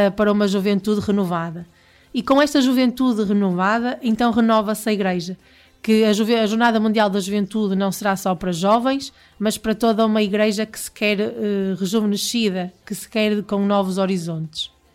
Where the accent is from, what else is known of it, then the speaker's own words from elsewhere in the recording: Portugal; nós portugueses